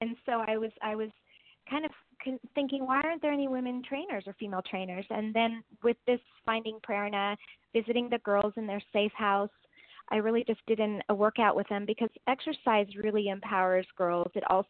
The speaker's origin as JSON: {"language": "English", "country": "Germany", "tie": "born there", "said": "I was born in Germany, and I really didn't identify with being Indian."}